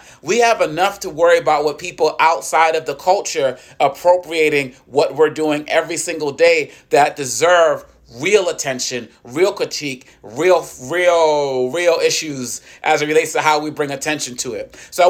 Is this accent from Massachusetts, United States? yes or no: yes; Boston, Massachusetts, United States; growing up, most of the bullying that I received as a child growing up in Boston, Massachusetts, came from African-Americans.